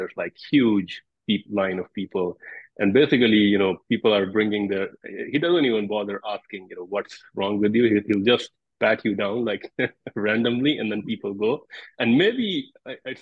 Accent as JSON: {"language": "English", "country": "India", "said": "I'm from India, and I know there's a big herb tradition there"}